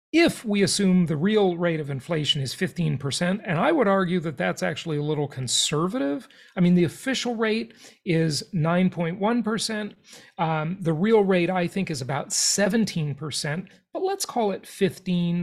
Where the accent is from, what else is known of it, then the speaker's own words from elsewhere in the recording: Los Angeles, California, United States; where I grew up in Los Angeles, California.